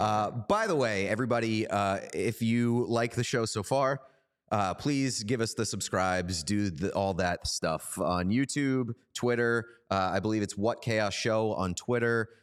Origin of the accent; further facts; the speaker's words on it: Boston, Massachusetts, United States; We're both from Boston.